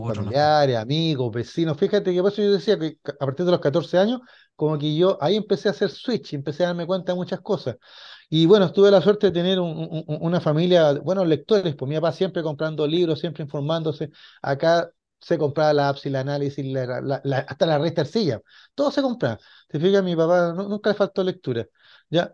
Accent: Chile; somos chilenos

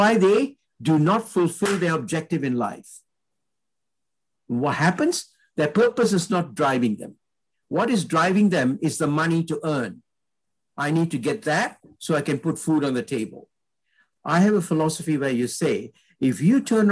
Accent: Malaysia; My parents originated from India. I'm Indian in blood, but I was born in Malaysia.

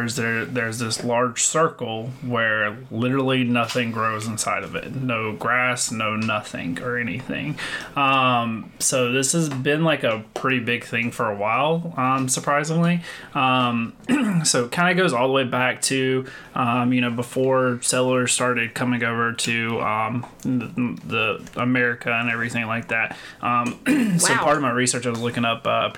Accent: North Carolina, United States; I'm from North Carolina

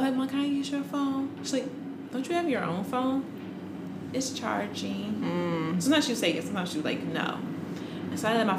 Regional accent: Maryland, United States; also born or lived in Washington, D.C.; I always lived on the borderline of DC and Maryland.

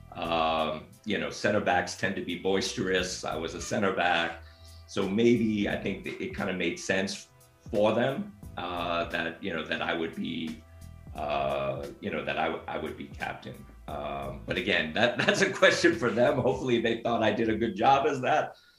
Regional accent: Northeast, United States; moved away as an adult; also born or lived in Japan; now in Los Angeles, United States; I grew up on the Northeast

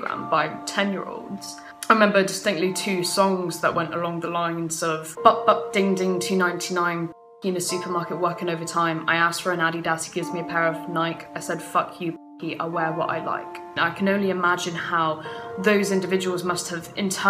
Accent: Plymouth, South West England, United Kingdom; I grew up in Plymouth

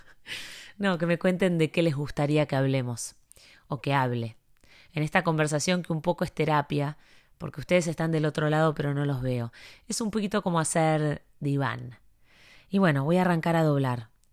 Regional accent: Buenos Aires, Argentina; moved away as an adult; now in Miami, United States; yo soy porteña, capitalina

